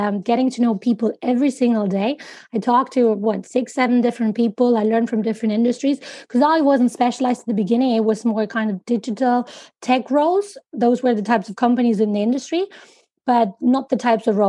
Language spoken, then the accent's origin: English; Madrid, Community of Madrid, Spain; I'm originally half German and half Spanish, born and raised in Madrid.